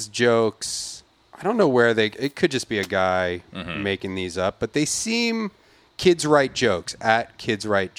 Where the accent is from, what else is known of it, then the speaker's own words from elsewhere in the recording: Philadelphia, Pennsylvania, United States; I grew up in Philadelphia